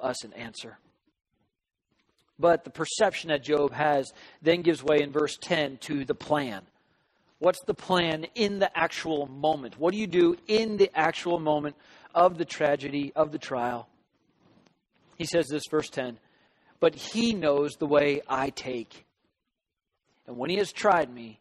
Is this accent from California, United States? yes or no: yes; Southern California, United States; growing up in Southern California